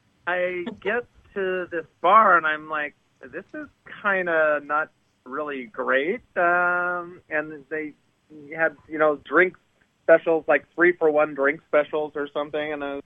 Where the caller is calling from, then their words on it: Los Angeles, California, United States; I am calling from beautiful Los Angeles.